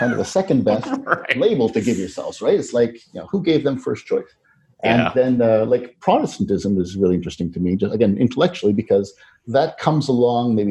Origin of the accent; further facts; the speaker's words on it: Canada; being Canadian